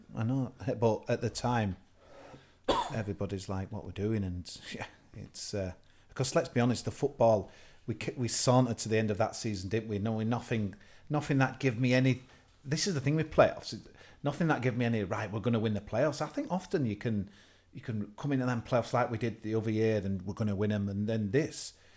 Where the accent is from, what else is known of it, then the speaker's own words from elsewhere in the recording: Liversedge, Yorkshire and the Humber, United Kingdom; when I lived growing up in Eckenwijk, Liversedge, Millbridge